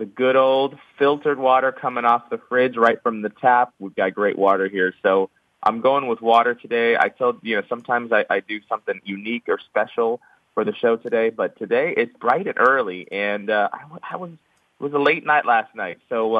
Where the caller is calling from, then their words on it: San Francisco Bay Area, California, United States; I'm calling from the wonderful, rainy San Francisco Bay Area.